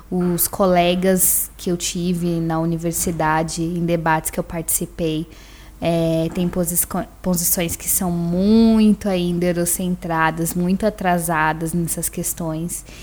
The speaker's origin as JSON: {"language": "Portuguese", "region": "São Paulo", "country": "Brazil", "tie": "born or raised there", "said": "eh, tenho 27 anos, nasci e fui criada em São Paulo, no extremo sul, lá no Grajaú"}